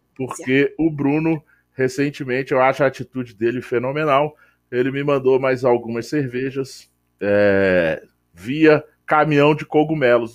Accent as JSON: {"language": "Portuguese", "town": "Brasília", "region": "Federal District", "country": "Brazil", "said": "a gente é de Brasília"}